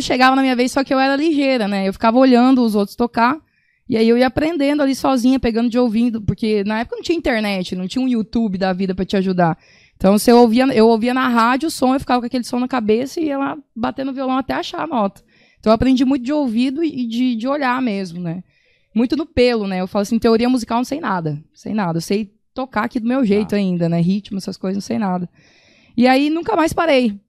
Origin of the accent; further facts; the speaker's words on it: Sorriso, Mato Grosso, Brazil; moved away; minha família lá do Sorriso, né, que é de onde eu vim